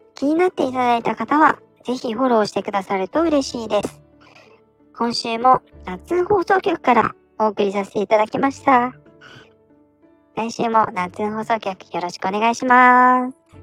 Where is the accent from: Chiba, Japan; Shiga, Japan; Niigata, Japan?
Niigata, Japan; 生まれも育ちも新潟ということで